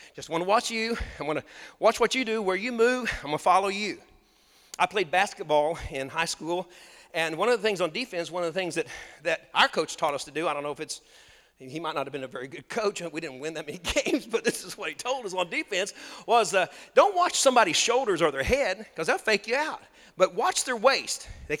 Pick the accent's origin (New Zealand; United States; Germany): United States; I grew up on Lake Texoma